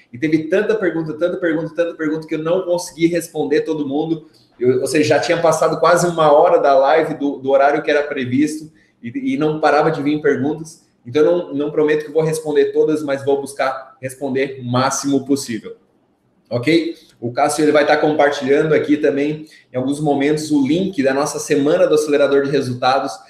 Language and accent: Portuguese; Brazil; de Maruí, minha cidade natal.